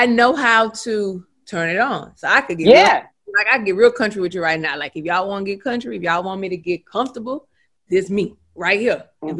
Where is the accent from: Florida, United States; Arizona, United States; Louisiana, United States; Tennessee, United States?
Louisiana, United States; accent: Louisiana; And I'm from Central Louisiana. So we may sound more like Houston, more than anything.